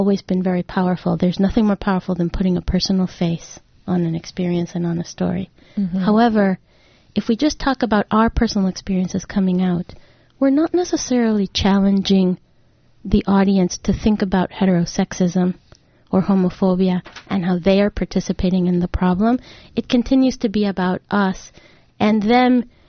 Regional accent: Mexico; also born or lived in Rhode Island; now in Ann Arbor, United States; I'm originally from Mexico. That's where I was born.

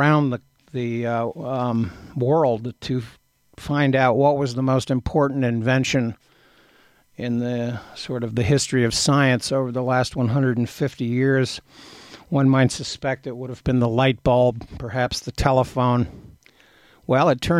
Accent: Athens, Ohio, United States; my hometown of Athens

